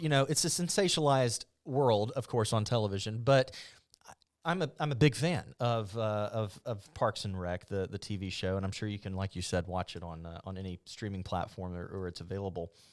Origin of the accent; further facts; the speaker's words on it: Mobile, Alabama, United States; moved away as an adult; I'm from Mobile. I'm a transplant